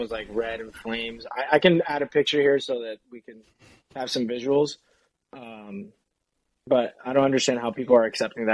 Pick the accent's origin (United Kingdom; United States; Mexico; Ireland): United States; Miami, Florida; I'm from Miami